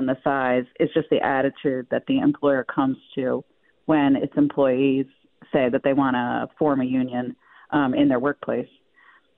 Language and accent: English; Buffalo, New York, United States; We come from Buffalo